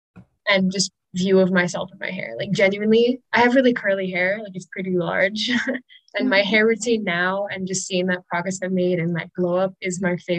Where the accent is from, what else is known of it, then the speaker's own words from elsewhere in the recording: Cayman Islands; also born or lived in United States; I grew up in the Cayman Islands. So even though I'm American, America still feels foreign. Like it doesn't feel like home.